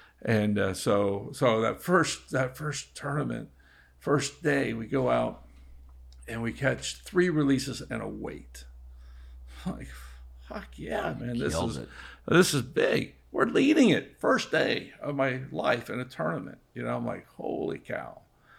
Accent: Ocean Reef, Florida, United States; I grew up here, so I grew up in Ocean Reef. I knew all that shit up there.

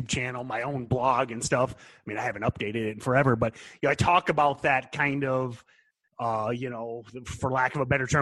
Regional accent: United States

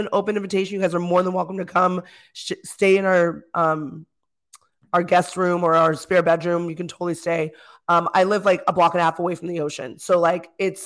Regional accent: California, United States; I'm from California

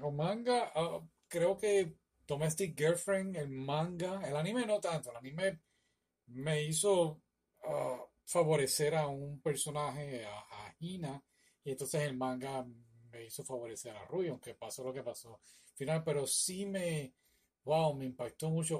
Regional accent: Puerto Rico; now in United States; yo soy de Puerto Rico

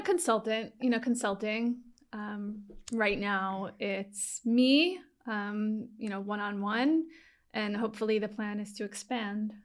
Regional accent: Long Island, New York, United States; also born or lived in Manhattan; I'm from Long Island

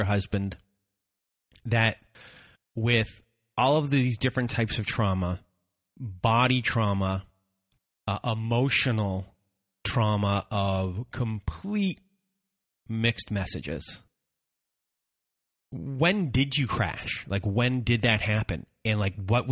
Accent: Canada; I'm Canadian

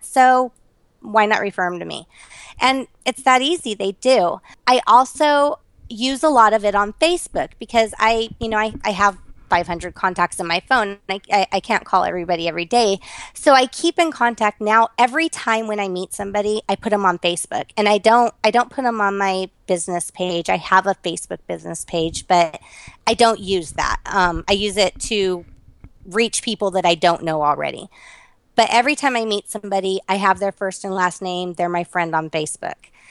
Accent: Las Vegas, Nevada, United States; I was born and raised here in Las Vegas.

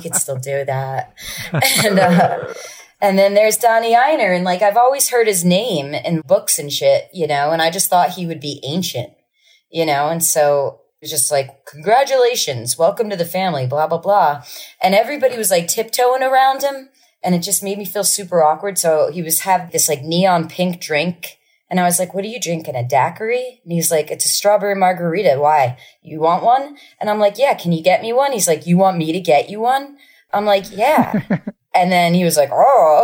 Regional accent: Asbury Park, New Jersey, United States; I'm from Asbury Park

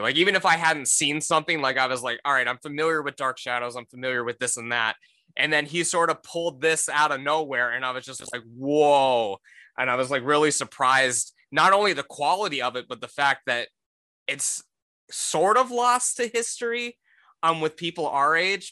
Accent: Cleveland, Ohio, United States; I'm from the Cleveland area

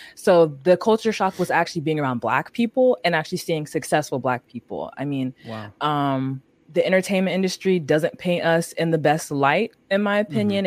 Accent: San Francisco, California, United States; also born or lived in Atlanta, Georgia; we moved to San Francisco when I was like three ish

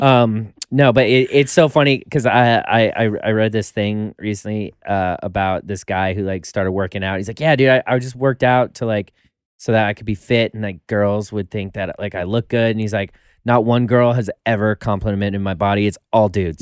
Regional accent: Colorado, United States; also born or lived in Florida; now in Los Angeles, United States; originally Colorado

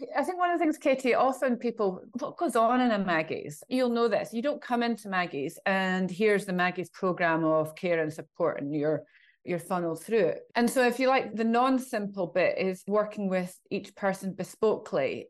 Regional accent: Scotland, United Kingdom; I'm Scottish

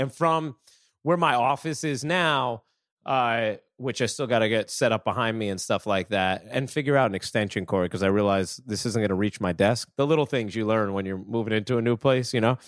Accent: Fishkill, New York, United States; I grew up in Fishkill

